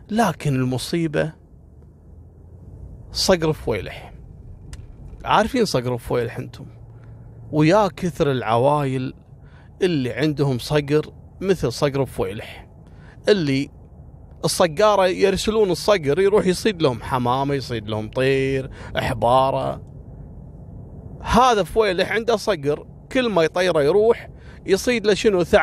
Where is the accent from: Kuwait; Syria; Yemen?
Kuwait; واكبر دليل على ان اول قصص كانت اشهر واغرب الحوادث اللي حصلت عندنا في الكويت.